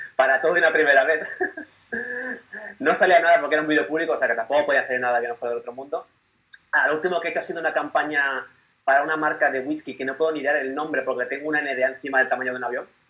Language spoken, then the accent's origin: Spanish; Málaga, Andalusia, Spain; now in Barcelona, Spain; vivo en Barcelona, aunque soy de Málaga